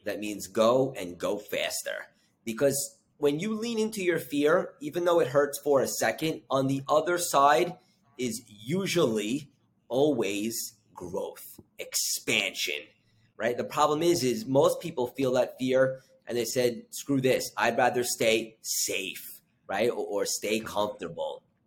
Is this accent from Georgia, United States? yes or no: no; Long Island, New York, United States; I grew up in Long Island.